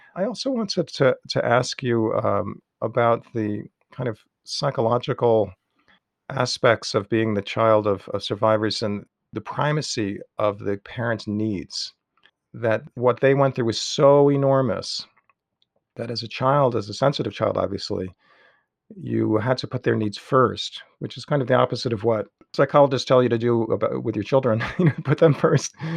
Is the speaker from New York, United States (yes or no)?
yes; New York City, New York, United States; now in Las Cruces, United States; I grew up in Queens